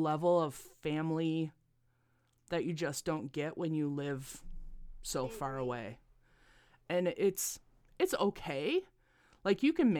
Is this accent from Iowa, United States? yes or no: yes; Hospers, Iowa, United States; I grew up in Hospers, Iowa, which nobody knows where that is.